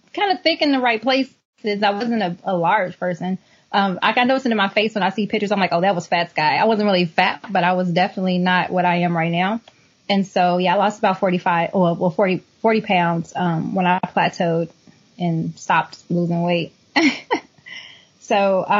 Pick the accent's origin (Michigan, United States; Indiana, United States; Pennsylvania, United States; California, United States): Indiana, United States; I'm from Indiana.